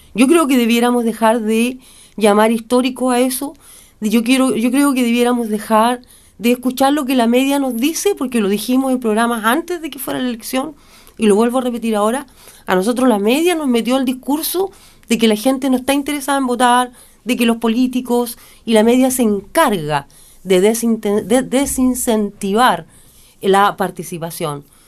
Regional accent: Chile; Como chilenos

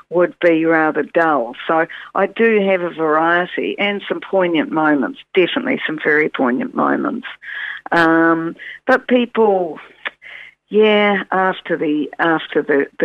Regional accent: Greymouth, West Coast, New Zealand; I'm originally from Greymouth. I don't know if you knew that, Jeff.

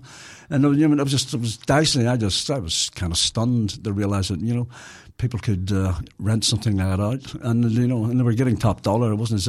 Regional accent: Belfast, Northern Ireland, United Kingdom; moved away; Well, I come from Belfast

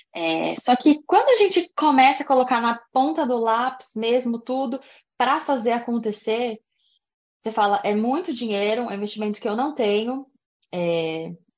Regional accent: Brazil; moved away as an adult; also born or lived in Japan; Eu saí do Brasil com 24 anos

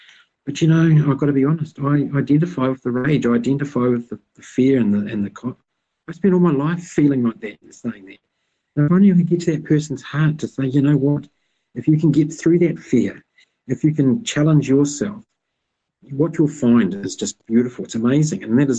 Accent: Masterton, Wellington, New Zealand; I'm a New Zealander, and then I was born in Masterton. I've never lived anywhere, any other country.

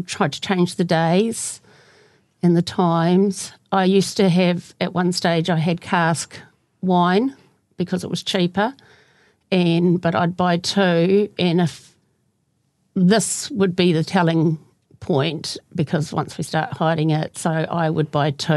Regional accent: Kaiapoi, Canterbury, New Zealand; I grew up in Kaipoi

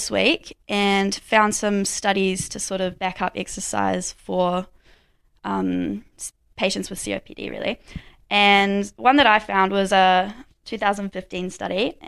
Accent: Kerikeri, Northland, New Zealand; now in Dunedin, New Zealand; I'm from Kirikiri, so right up north

